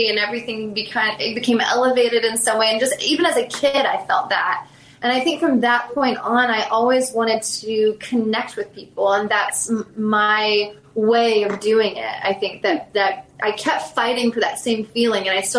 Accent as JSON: {"language": "English", "region": "Southern US", "country": "United States", "said": "Like Gone with the Wind was a huge one. I'm from the South."}